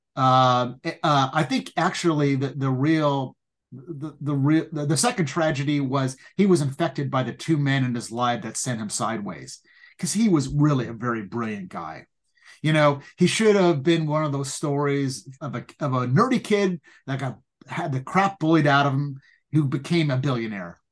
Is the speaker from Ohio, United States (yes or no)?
no; Pasadena, California, United States; growing up in Pasadena